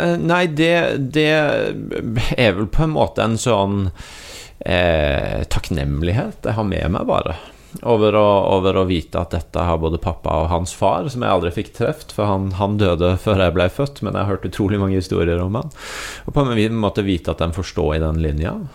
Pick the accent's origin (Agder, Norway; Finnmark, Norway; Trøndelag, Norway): Agder, Norway; jeg kommer fra Agder